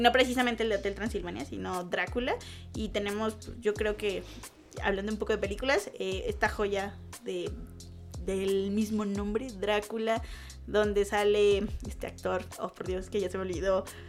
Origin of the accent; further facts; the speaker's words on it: Mexico; aquí en México